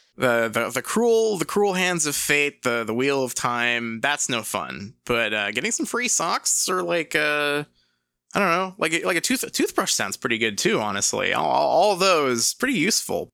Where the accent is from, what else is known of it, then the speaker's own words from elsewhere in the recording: England, United Kingdom; moved away; I'm from England